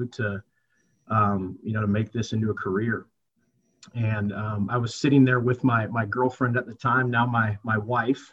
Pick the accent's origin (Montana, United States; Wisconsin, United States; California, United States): Wisconsin, United States; Whitewater; also born or lived in South Florida; now in Peoria, United States; grew up in Whitewater most of my life